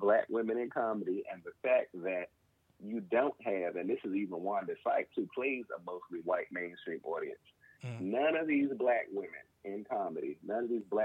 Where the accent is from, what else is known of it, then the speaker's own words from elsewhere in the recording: United States; I'm from Southeast